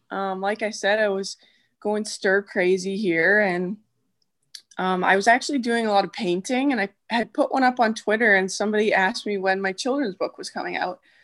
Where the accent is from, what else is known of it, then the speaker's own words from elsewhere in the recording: Edmonton, Alberta, Canada; moved away as an adult; now in Ohio, United States; born and raised in Edmonton, Alberta, um, but now married to an American boy, and, uh, we live in Ohio